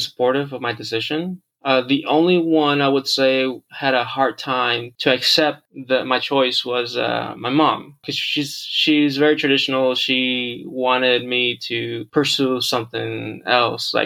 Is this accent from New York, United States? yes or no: no; Houston, Texas, United States; moved away as an adult; also born or lived in Monterrey, Mexico; now in Los Angeles, United States; I was born in Monterrey, Mexico, raised in Houston, Texas for 25 years. And then I moved out to the greater area of LA about 3 years ago